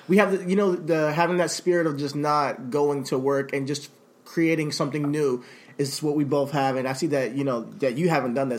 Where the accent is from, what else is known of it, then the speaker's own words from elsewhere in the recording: Rockland County, New York, United States; I'm from Rockland County